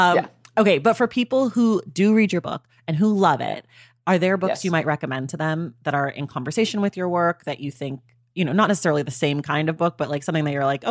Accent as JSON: {"language": "English", "town": "Oakland", "region": "California", "country": "United States", "accent": "valley girl", "said": "I'm from California. Okay. Leave me alone. This is how we talk."}